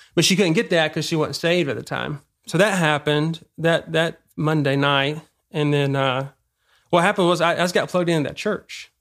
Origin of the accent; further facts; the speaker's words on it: Damascus, Georgia, United States; moved away as an adult; I grew up in Georgia, small town, Damascus.